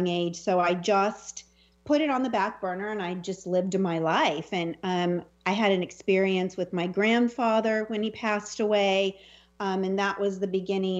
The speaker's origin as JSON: {"language": "English", "town": "Selma", "region": "California", "country": "United States", "tie": "born or raised there", "said": "the house that I grew up in Salma, California, little raisin capital of the world."}